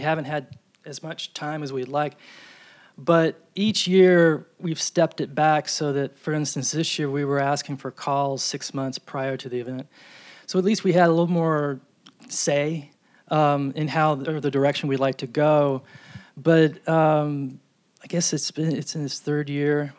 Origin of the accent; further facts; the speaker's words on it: New York, United States; moved away; I'm from New York